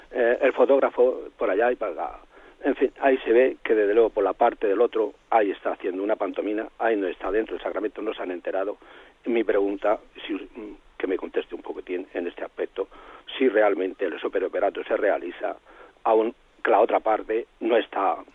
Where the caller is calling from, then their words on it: Murcia, Region of Murcia, Spain; de Murcia.